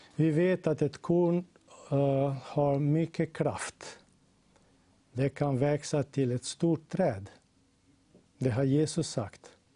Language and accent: Swedish; Slovenia; jag kommer från Slovenien